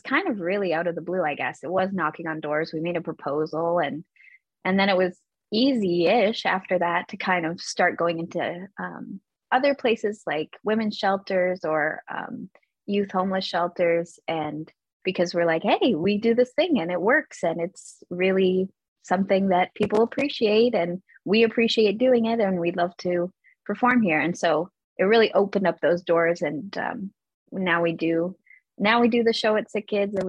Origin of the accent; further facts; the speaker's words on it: West Coast, Canada; moved away as an adult; now in Toronto, Canada; I'm from the West Coast